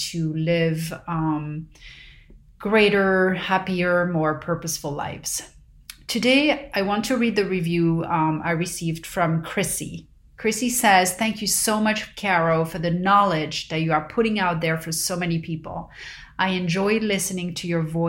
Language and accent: English; Paris, Île-de-France, France; growing up in Paris